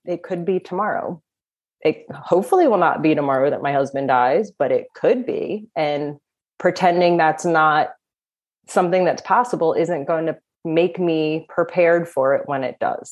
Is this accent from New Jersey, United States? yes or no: yes; New Jersey, United States; I am from New Jersey